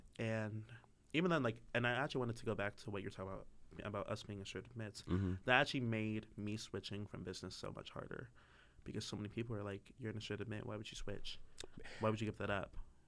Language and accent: English; Maryland, United States; moved away as an adult; now in North Carolina, United States; I am from Maryland.